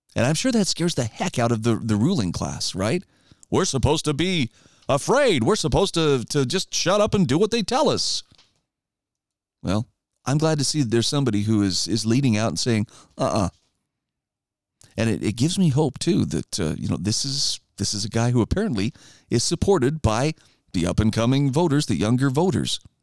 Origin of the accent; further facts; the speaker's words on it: Idaho, United States; my home state of Idaho